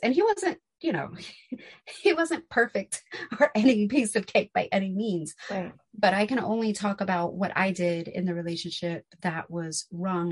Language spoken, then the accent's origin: English; New York City, New York, United States; growing up in New York City, because he grew up in Manhattan as well. So growing up in New York City, we lived in apartments